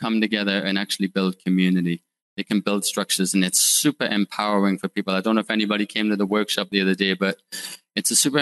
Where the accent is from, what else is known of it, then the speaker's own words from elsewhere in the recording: United Kingdom; moved away as an adult; also born or lived in Northeast United States; now in United States; I'm from the UK. If you can tell by my bad accent